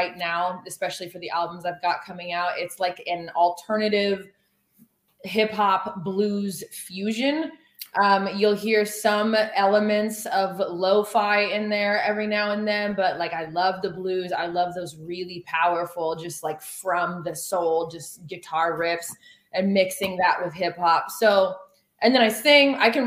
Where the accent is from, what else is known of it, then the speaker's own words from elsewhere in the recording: Oregon, United States; also born or lived in Los Angeles; Born and raised in Oregon